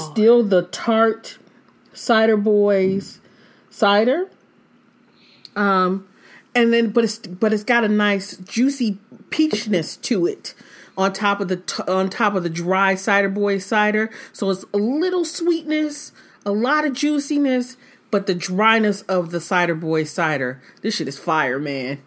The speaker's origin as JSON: {"language": "English", "town": "Detroit", "region": "Michigan", "country": "United States", "said": "I'm from Detroit"}